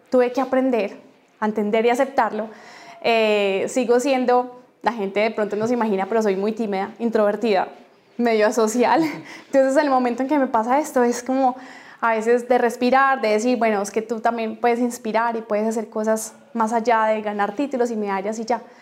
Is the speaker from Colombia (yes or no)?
yes; Colombia; que nos sintiéramos orgullosos de ser colombianos y decir que somos colombianos.